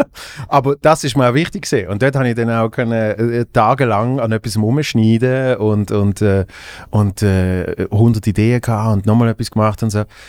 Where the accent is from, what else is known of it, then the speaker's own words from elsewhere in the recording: Basel, Basel-Stadt, Switzerland; im Kulturhaus Hebse in meiner Heimatstadt in Basel